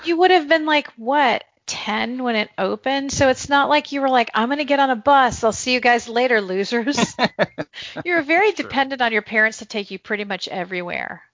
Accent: Northern California, United States; moved away; also born or lived in North Carolina; I had grown up in Northern California

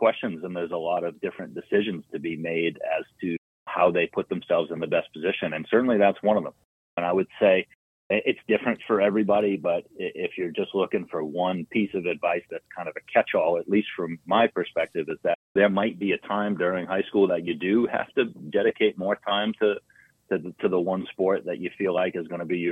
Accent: Boston, Massachusetts, United States; I'm from Massachusetts. I grew up in South Boston

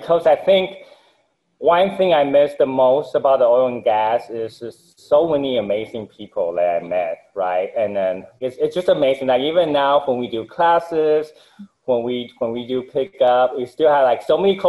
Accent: Taipei, Taiwan; now in Houston, United States; I actually found Taiwan originally, Taipei, Taiwan, and then my family moved over to the U.S. when I was 15, mm-hmm. and to Houston, the Woodlands, which is the north part of Houston

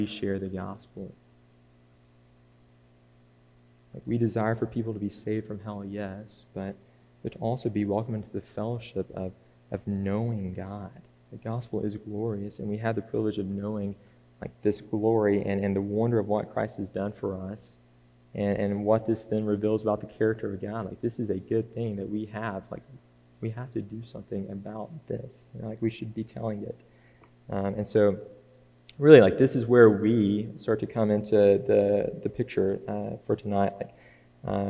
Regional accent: Scottsboro, Alabama, United States; also born or lived in Fackler; I was born in Scottsboro, yes, and raised there is what I say, but there's this little farming community called Fackler just a few minutes outside the city limits, and so I probably lived there until I was about 12

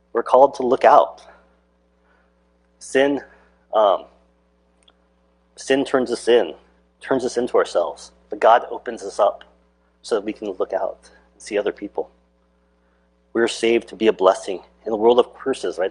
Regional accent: Alaska, United States; growing up in Alaska

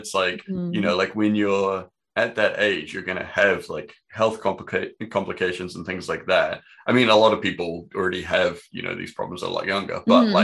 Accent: New Zealand; growing up in New Zealand

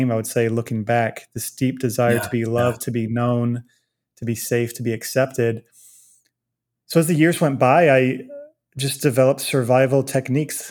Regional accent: Virginia Beach, Virginia, United States; now in Dallas, United States; I grew up in Virginia Beach, Virginia

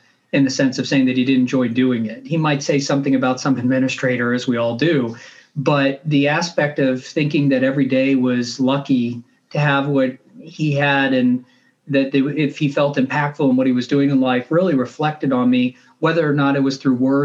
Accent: St. Louis, Missouri, United States; I grew up in St. Louis

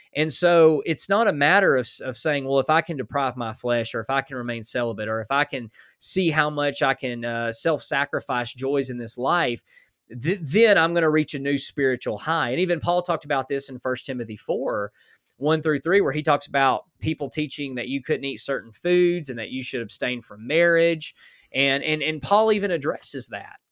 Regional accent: Alabama, United States; now in Oklahoma, United States; I was born in Alabama

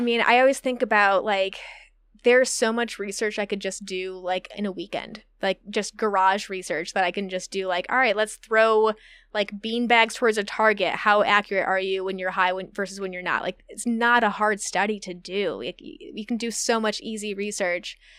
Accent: Midwest, United States; moved away as an adult; also born or lived in Indiana; now in Humboldt, United States; I'm from the Midwest

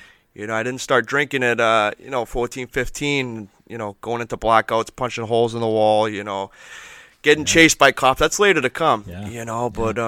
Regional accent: Peabody, Massachusetts, United States; Back in the day, me and my buddies, I grew up in Peabody, me and my buddies would go to the train tracks.

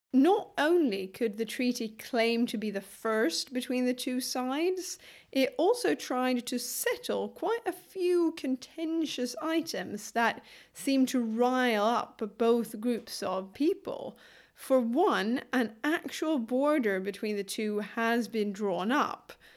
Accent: Lund, Skåne, Sweden; my hometown, Lund

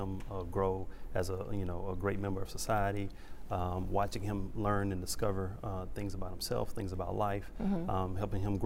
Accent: Beaumont, Texas, United States; growing up, I grew up in Beaumont, Texas. I love my hometown, Big Money, Texas

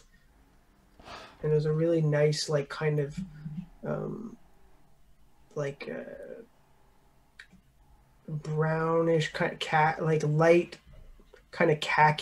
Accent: Montreal, Quebec, Canada; I'm from Montreal. Grew up in NDG, Notre Dame

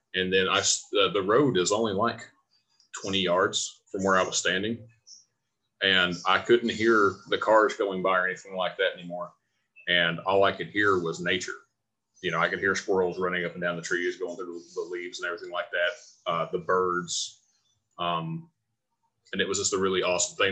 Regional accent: Virginia, United States; moved away; my hometown in Virginia

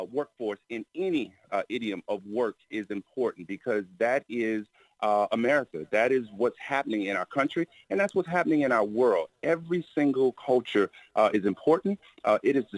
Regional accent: Miami, Florida, United States; growing up in Miami, the weather was great

